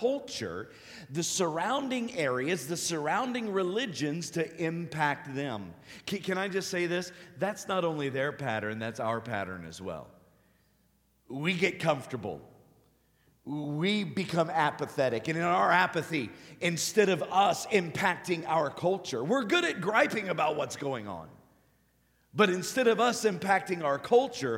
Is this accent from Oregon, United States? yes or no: no; Cincinnati, Ohio, United States; I'm a Buckeye. I'm from Cincinnati